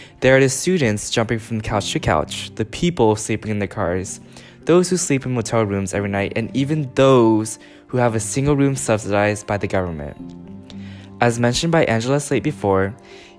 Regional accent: Pomona, California, United States; moved away as an adult; now in San Francisco, United States; I'm from Pomona, California, recently moved to San Francisco to attend the University of San Francisco.

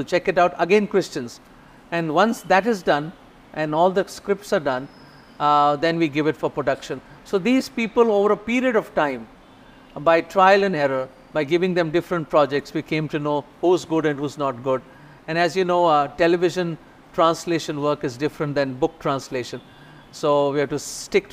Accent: Delhi, India; I come from Delhi

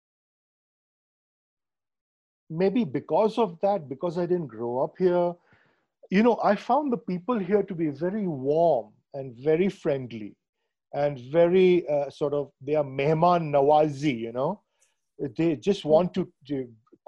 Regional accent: Mumbai, Maharashtra, India; moved away; I grew up in Bombay

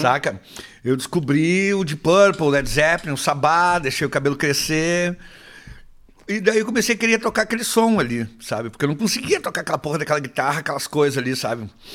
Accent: Canoas, Rio Grande do Sul, Brazil; also born or lived in Porto Alegre / Passo Fundo; Eu passei a minha adolescência ali em Canoas

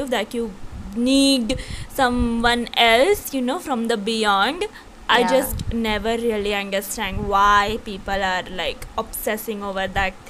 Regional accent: La Crosse, Wisconsin, United States; When I was a freshman in high school in my hometown of La Crosse, Wisconsin, I was sleeping over at my friend Tom's house.

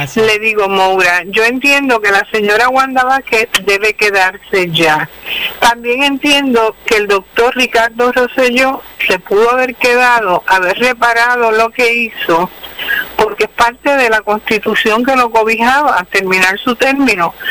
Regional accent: Villalba, Puerto Rico; yo soy de Villalba

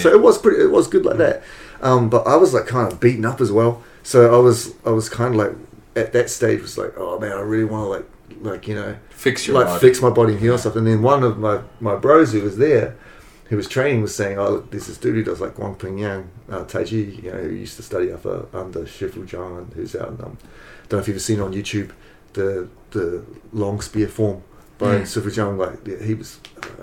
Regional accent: Wellington, New Zealand; also born or lived in Auckland, New Zealand / Brisbane, Australia / Sydney, Australia; now in Japan; I used to live in Wellington. I was born in Wellington, and then I was living in Auckland

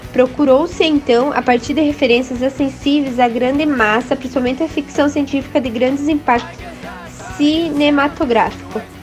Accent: Videira, Santa Catarina, Brazil; sou da cidade de Videira.

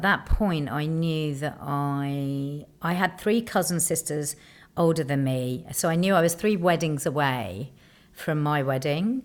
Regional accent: London, United Kingdom; being a Londoner

